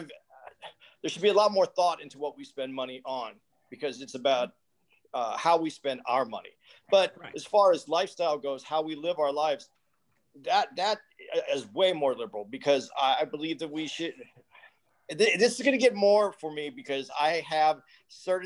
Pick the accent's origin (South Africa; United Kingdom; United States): United States; Arizona; I was born in Arizona